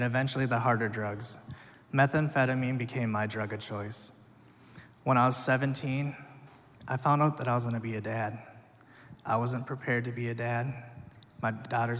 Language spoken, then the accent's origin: English; Minnesota, United States; also born or lived in South Korea; I was eventually adopted to a family here in Minnesota